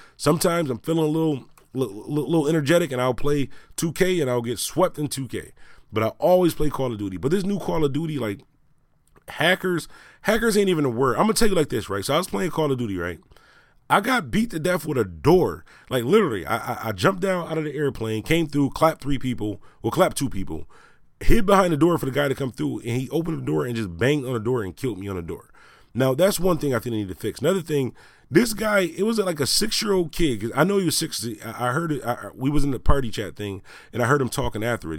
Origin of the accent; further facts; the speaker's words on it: Buffalo, New York, United States; I'm from Buffalo, New York